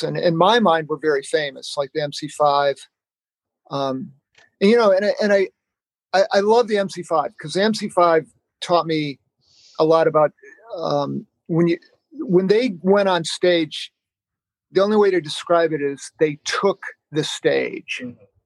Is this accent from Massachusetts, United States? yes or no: no; Sylvania, Ohio, United States; now in Cincinnati, United States; I grew up, I'm not from Cincinnati. I grew up in Sylvania, Ohio, which is a suburb of Toledo.